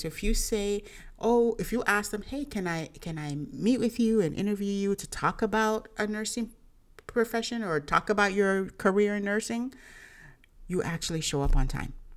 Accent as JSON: {"language": "English", "country": "Nigeria", "said": "I'm, I'm Nigerian"}